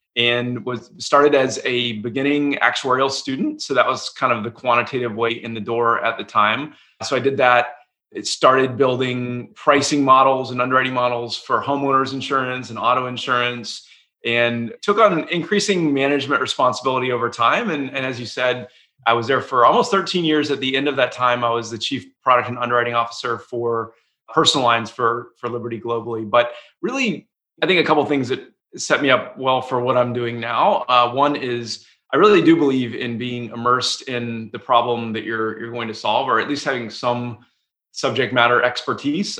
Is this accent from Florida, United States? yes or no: no; Atlanta, Georgia, United States; moved away as an adult; also born or lived in Durham, North Carolina / Boston, Massachusetts; I grew up in Atlanta, Georgia.